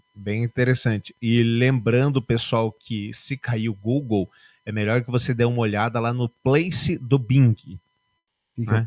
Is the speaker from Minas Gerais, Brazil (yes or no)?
yes; Barbacena, Minas Gerais, Brazil; quando eu era pequeno lá em Barbacena, lá em Dirituba